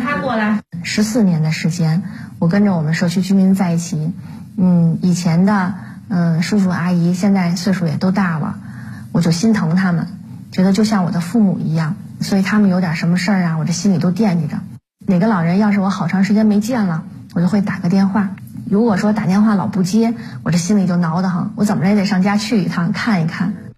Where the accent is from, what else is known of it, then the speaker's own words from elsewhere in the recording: Beijing, China; 因为本身小的时候就在牛街长起来的，对牛街呢有感情，而且我小的时候啊，我们牛街派出所的片警走街串户那个样子